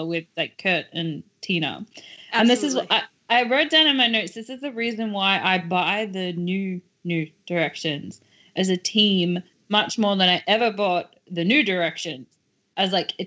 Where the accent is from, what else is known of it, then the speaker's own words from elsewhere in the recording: Australia; I'm Australian